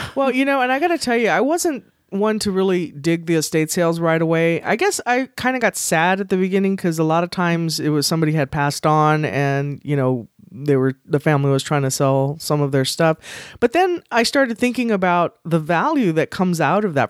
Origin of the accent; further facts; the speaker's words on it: San Antonio, Texas, United States; I grew up in San Antonio